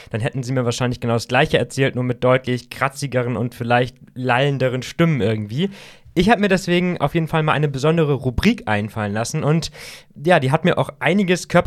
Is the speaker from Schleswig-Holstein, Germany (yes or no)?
yes; Kiel, Schleswig-Holstein, Germany; äh, ich komme aus Kiel.